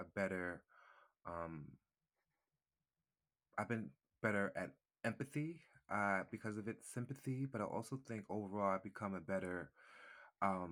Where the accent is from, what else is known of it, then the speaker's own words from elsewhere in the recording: Westbury, New York, United States; moved away as an adult; also born or lived in Freeport, New York / Hempstead, New York / Staten Island, New York / Brooklyn, New York; now in Georgia, United States; I was born in Long Island. I grew up in Westbury.